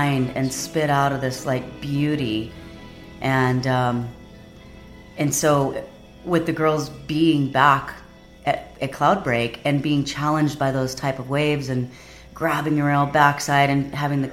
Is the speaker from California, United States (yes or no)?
no; Kauai, Hawaii, United States; also born or lived in Oahu; because I grew up on Kauai and I grew up with the Kauai boys